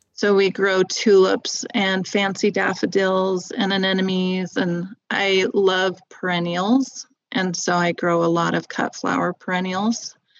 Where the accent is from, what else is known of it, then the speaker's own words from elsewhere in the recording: Southern California, United States; moved away as an adult; now in Utah, United States; I grew up in Southern California near some really great farmers markets